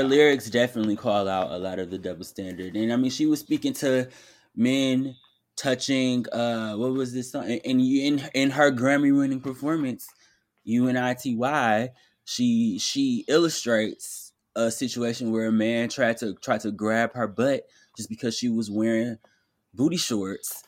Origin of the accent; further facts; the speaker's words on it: Detroit, Michigan, United States; I'm from Detroit, so we took mad field trips to Kellogg.